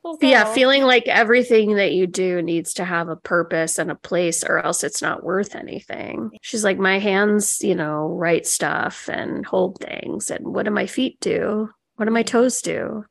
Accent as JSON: {"language": "English", "region": "Illinois", "country": "United States", "tie": "born or raised there", "moved": "as an adult", "lives_now": "Maryland, United States", "said": "I'm from Illinois and I lived there my whole life. I moved here when I was 26"}